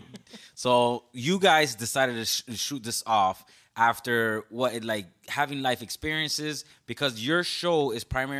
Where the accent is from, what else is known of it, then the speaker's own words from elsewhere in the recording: Westchester, Florida, United States; Yeah, I went to Tropical Elementary. Yeah. I'm from Westchester, too. I'm just a hidden Westchester.